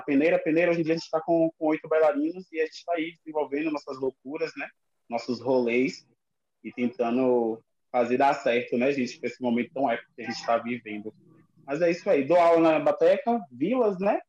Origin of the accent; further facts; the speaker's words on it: Lauro de Freitas, Bahia, Brazil; sou de Lauro de Freitas